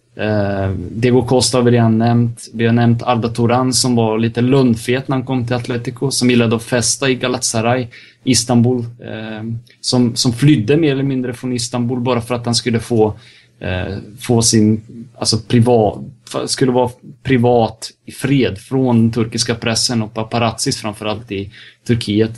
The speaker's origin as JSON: {"language": "Swedish", "country": "Serbia", "said": "jag är serb också"}